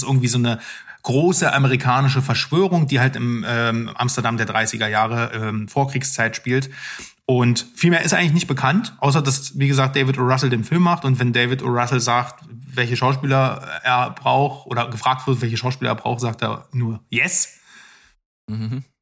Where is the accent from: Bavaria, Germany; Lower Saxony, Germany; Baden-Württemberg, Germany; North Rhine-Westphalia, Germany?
Lower Saxony, Germany; Ich komme aus Niedersachsen.